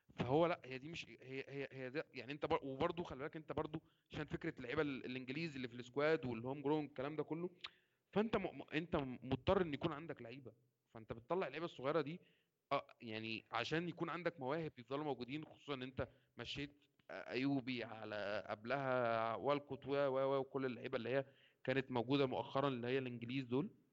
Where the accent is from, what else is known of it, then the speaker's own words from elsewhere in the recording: Egypt; بما اني مصري